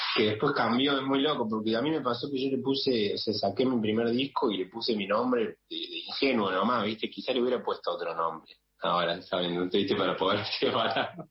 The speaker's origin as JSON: {"language": "Spanish", "region": "Córdoba", "country": "Argentina", "moved": "yes", "lives_now": "Buenos Aires, Argentina", "said": "yo siendo cordobés acá en Buenos Aires"}